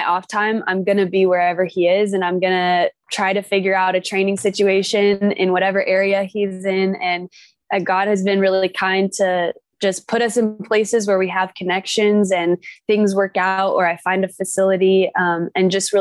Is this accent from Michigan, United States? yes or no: no; Orange County, California, United States; also born or lived in Oregon; I'm from Orange County